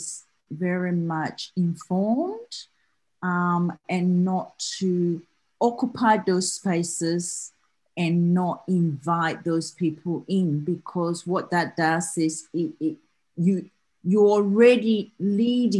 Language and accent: English; Australia; accent: Australian; I'm talking to you from Australia, so my accent will be quite different to you all in back in US